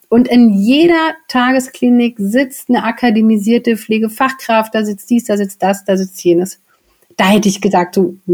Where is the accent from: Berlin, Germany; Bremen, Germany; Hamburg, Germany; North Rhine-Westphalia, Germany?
Berlin, Germany; ich komme ja auch aus Berlin, wir brauchen hier in Berlin Pankow